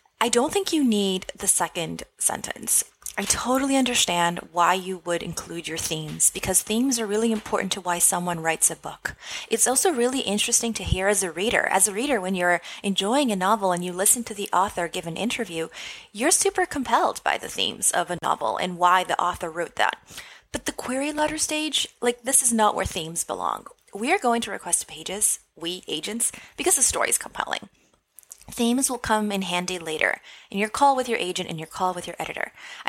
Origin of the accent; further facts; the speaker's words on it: Massachusetts, United States; I was born and raised in Massachusetts, and my love, respect, and wistfulness for the unique culture is evident in this work.